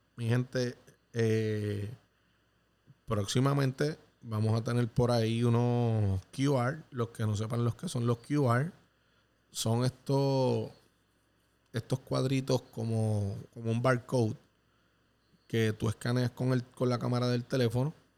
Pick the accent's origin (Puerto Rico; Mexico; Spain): Puerto Rico; en mi país